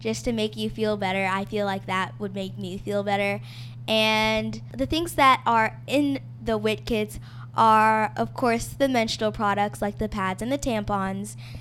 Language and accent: English; Miami, Florida, United States; now in Montgomery, United States; I was born in Miami, Florida, but I currently live in Montgomery, Alabama